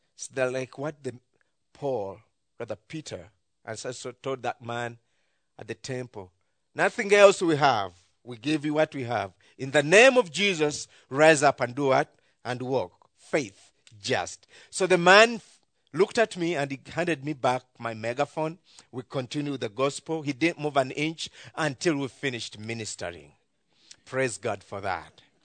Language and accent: English; Uganda